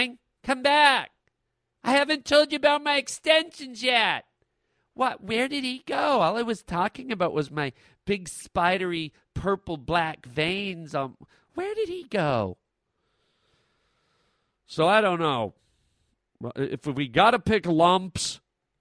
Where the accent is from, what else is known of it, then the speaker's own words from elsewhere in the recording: Canada; As a Canadian boy